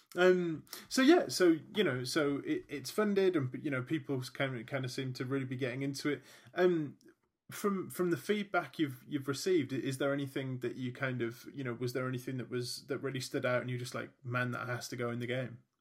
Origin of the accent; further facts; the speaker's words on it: United Kingdom; being British